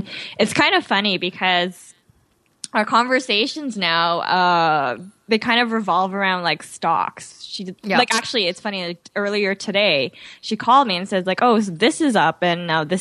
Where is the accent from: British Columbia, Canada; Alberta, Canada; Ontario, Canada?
Ontario, Canada; Mississauga; also born or lived in Toronto; I was born in Toronto, but I grew up in Mississauga.